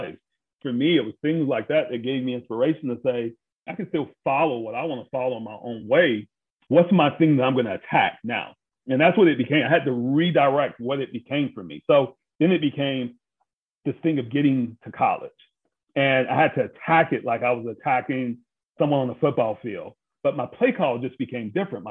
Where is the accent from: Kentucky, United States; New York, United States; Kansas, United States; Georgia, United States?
Georgia, United States; Brunswick; I'm from Brunswick, Georgia